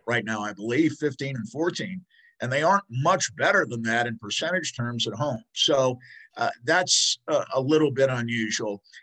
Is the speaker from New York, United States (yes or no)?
yes; New York, United States; now in Denver, United States; I grew up in New York rooting for the Mets